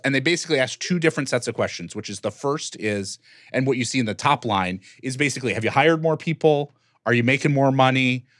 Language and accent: English; Detroit, Michigan, United States; born or raised there